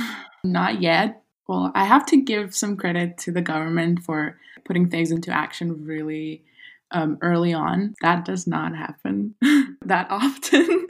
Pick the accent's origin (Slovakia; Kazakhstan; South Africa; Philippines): Kazakhstan; moved away as an adult; also born or lived in Los Angeles, United States; my hometown